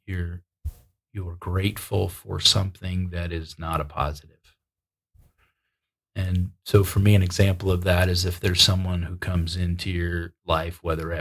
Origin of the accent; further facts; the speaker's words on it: upstate New York, United States; moved away; I like traveling back to my hometown. And it's a little dinky town in upstate New York